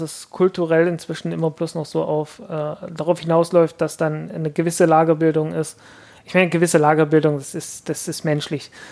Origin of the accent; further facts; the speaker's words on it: Zeitz, Saxony-Anhalt, Germany; im Kloster Posa bei Zeitz, meiner Heimatstadt.